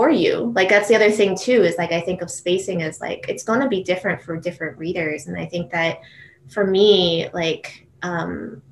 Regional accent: Matawan, New Jersey, United States; I grew up actually in Mattawan, New Jersey

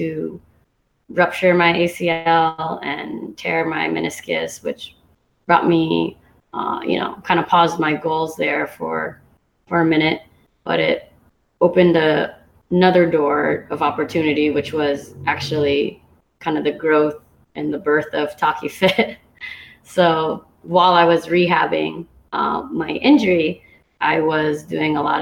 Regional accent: Santa Cruz, California, United States; moved away as an adult; also born or lived in San Diego; now in Hawaii, United States; I grew up actually in Santa Cruz, California, where I played most of my basketball career

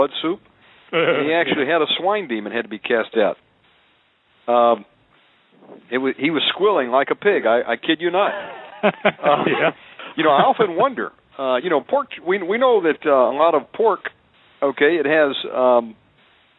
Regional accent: Deep South, United States; I was born in the Deep South. You know, I would call myself a redneck. you know, we were raised on bacon, pork chops, ham

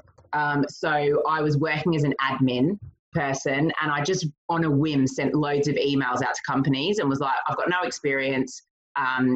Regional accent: Australia; moved away as an adult; also born or lived in United States / London; now in England; I'm not from England. I was born and bred in Australia

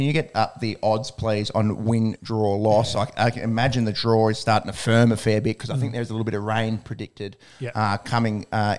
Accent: Australia; it's probably a good thing for us as Australian fans

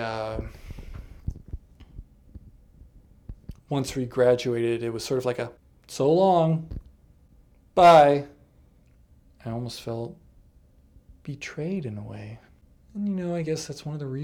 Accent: New England, United States; I grew up in a liberal household, not in like a progressive, like hippie social justice warrior type of place, but just like a standard, you know, New England blue household

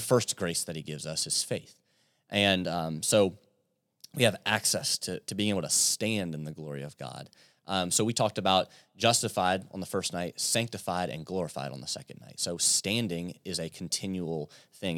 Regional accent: Yorktown, Virginia, United States; moved away as an adult; now in London, Kentucky, United States; I'm from Yorktown, Virginia

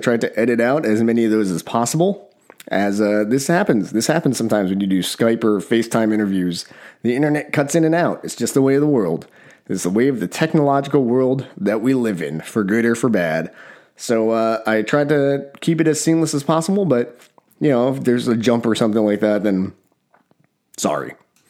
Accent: New Jersey, United States; I grew up in Jersey, was New York and Pennsylvania, because we were situated between New York and Philly.

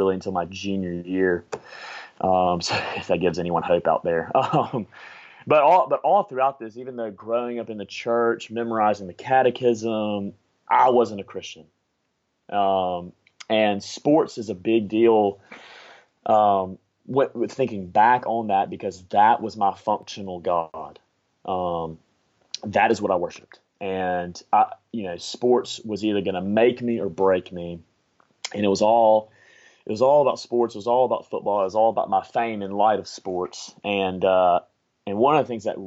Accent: Montgomery, Alabama, United States; I'm from Montgomery, Alabama, and I grew up in Trinity Presbyterian Church

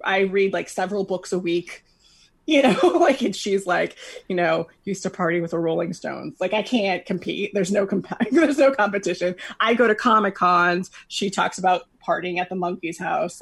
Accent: Los Angeles, California, United States; I grew up

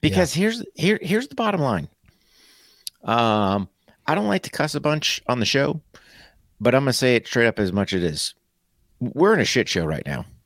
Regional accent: United States; as an American

